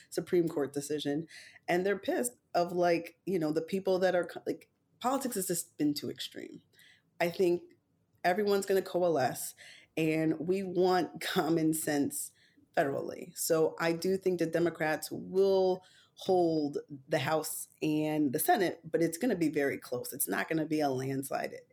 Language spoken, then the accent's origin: English; Jamaica; And I am a Jamaican black woman, so I support Kamala